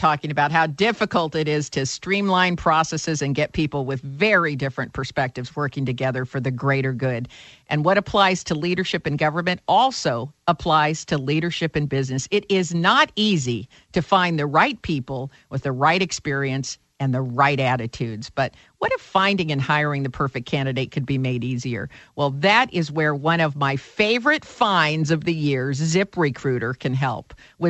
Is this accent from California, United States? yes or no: yes; California, United States; Well, as you know, I'm from Silicon Valley